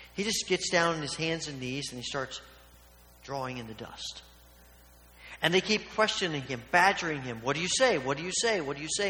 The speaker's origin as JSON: {"language": "English", "town": "Evansville", "region": "Indiana", "country": "United States", "tie": "born or raised there", "said": "when I was a child growing up in Evansville, Indiana"}